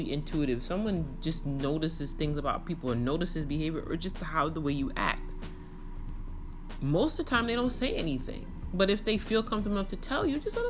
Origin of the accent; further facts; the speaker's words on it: New York City, New York, United States; moved away as an adult; now in Dallas, United States; I had at least 20 years in the borough of Kings.